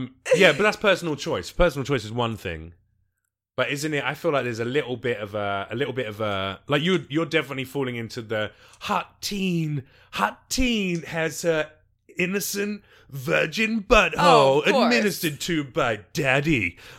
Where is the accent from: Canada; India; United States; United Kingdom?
United Kingdom; you know, I'm British and obviously, clearly, a fucking ghetto gangster.